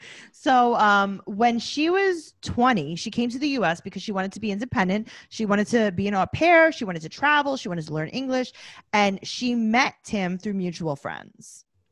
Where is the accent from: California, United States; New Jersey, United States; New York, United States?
New York, United States; I'm from New York. I feel like I don't not live in Mexico.